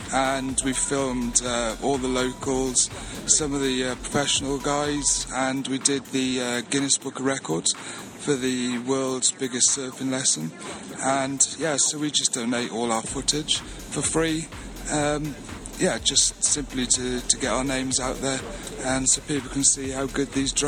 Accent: Wales, United Kingdom; Personally, I think we sound not the most intelligent, but I can say that because I'm Welsh.

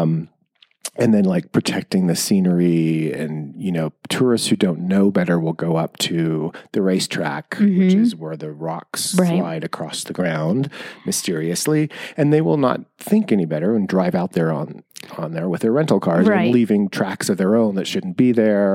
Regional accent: Bishop, California, United States; I grew up in Inyo County

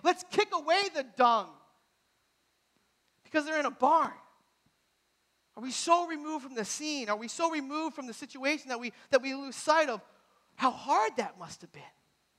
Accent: New Hampshire, United States; moved away; Now I'm from New Hampshire again. My dad coaches at Southern New Hampshire University. So I grew up in New England.

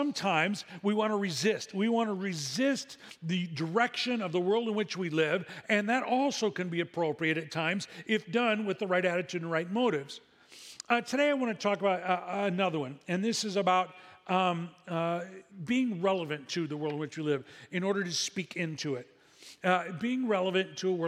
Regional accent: Midwest, United States; moved away as an adult; now in Seal Beach, United States; We didn't grow up in a coastal community. We grew up in the Midwest

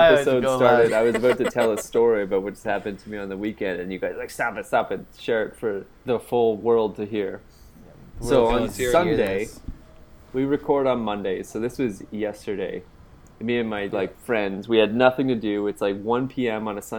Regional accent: Canada; I'm visiting from Canada

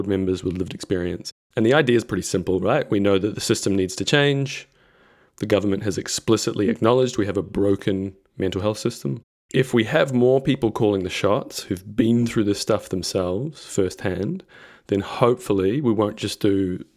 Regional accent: New Zealand; now in Victoria, Australia; I am a New Zealander living in Australia.

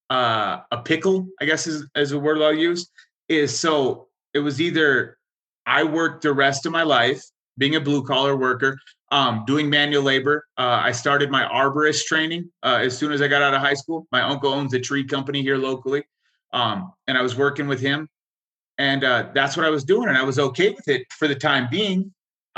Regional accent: rural northwestern Montana, United States; also born or lived in Wailuku, Hawaii / Alaska; I grew up in a town that might have had 5,000 people.

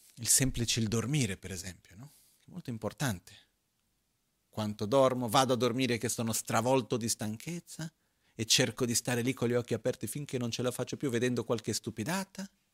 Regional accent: Tibet, China; sono cresciuto in monastero in Tibet, nella eh, cultura tibetana

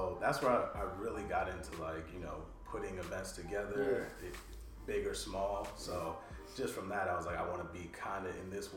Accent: Rancho Cucamonga, California, United States; moved away as an adult; now in Los Angeles, United States; I grew up in Rancho Cucamonga. So it's like Inland Empire, about 45 minutes out of LA.

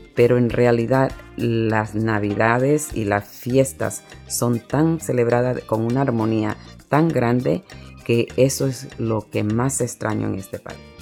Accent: Panama; now in New York, United States; mi país natal es Panamá.

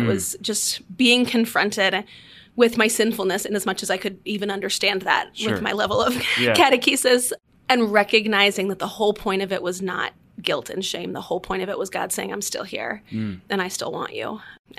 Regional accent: Washington, D.C. area, United States; I grew up outside D.C.

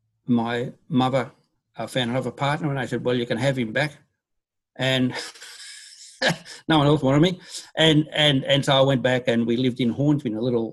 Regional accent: Papua New Guinea; also born or lived in Brisbane, Australia; I was born in Bulleye, went back to New Guinea where my father was a builder after the Second World War. Then we moved around and went to Brisbane and central things.

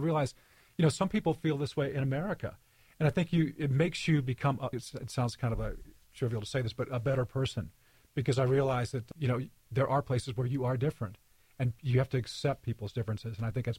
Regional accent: Monterey, California, United States; born there; also born or lived in London; But I was born in Monterey, California.

